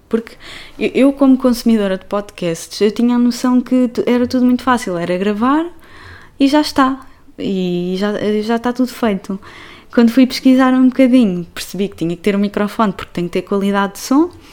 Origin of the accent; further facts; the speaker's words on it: Portugal; now in Barcelona, Spain; eu sou portuguesa, vivo atualmente em Barcelona